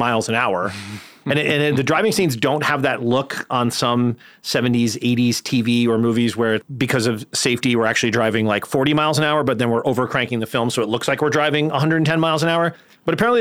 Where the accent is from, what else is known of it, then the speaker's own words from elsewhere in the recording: Tennessee, United States; I was born in Tennessee.